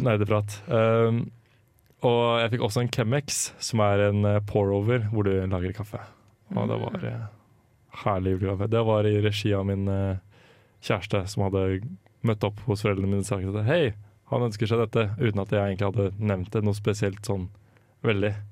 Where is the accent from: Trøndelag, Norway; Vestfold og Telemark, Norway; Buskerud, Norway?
Buskerud, Norway; Drammen; moved away; Var litt hjemme i Drammen og ja, kjente på at det var digg å være litt hjemme hjembyen igjen.